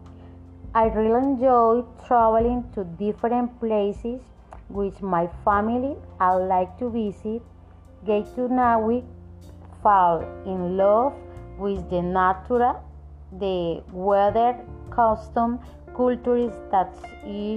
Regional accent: Barrancabermeja, Santander, Colombia; English is a second language; I am from Barranca Bermeja, Santander, Colombia

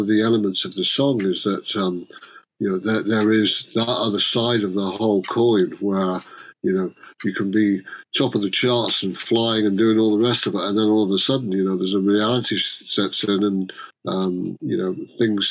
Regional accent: Cheshire, North West England, United Kingdom; we're both from Cheshire

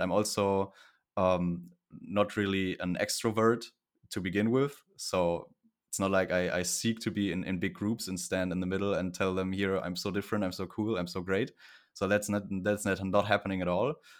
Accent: Cologne area, North Rhine-Westphalia, Germany; I'm from Germany in the Cologne area, close to Cologne

